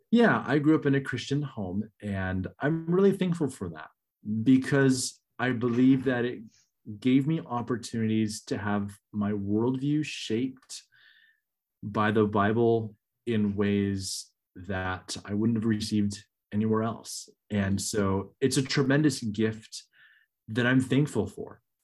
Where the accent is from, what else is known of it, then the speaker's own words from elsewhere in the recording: Northern California, United States; moved away as an adult; now in Michigan, United States; I grew up in Northern California and I love Northern California